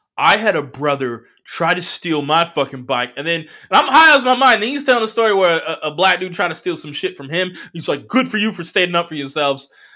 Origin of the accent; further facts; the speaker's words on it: Southern California, United States; I'm from Southern California